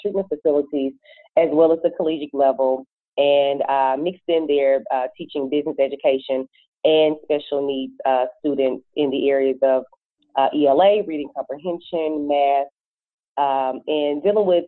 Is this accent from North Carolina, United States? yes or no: no; Memphis, Tennessee, United States; moved away as an adult; now in Atlanta, United States; I am from Memphis, Tennessee, originally. I have lived in ATL long enough to be an AT alien at this point.